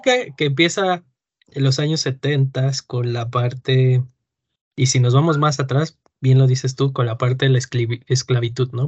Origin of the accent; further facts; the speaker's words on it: Mexico City, Mexico; yo de chiquito viví en la Moctezuma